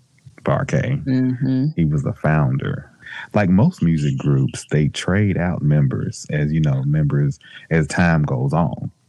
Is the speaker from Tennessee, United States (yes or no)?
yes; Memphis, Tennessee, United States; born or raised there